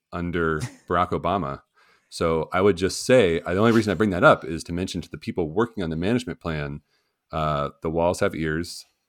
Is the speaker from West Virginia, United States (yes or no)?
yes; West Virginia, United States; my home state of West Virginia